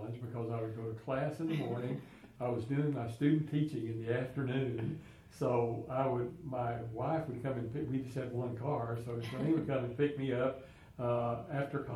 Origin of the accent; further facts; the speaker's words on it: Rhome, Texas, United States; I was born and raised in Rome, and went to Northwest schools